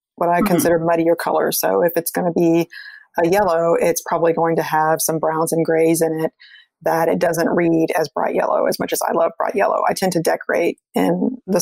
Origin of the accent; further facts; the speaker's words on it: South Texas, United States; moved away; also born or lived in Washington, D.C. area / Brazil; I grew up in South Texas